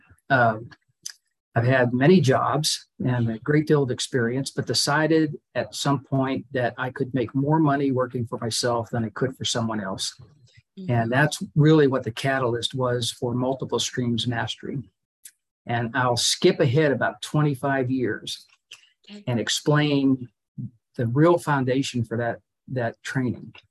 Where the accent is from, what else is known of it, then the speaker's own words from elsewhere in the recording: Pittsburgh, Pennsylvania, United States; moved away as an adult; also born or lived in Miami / Florida; I grew up in Pittsburgh. I moved to Miami to go to college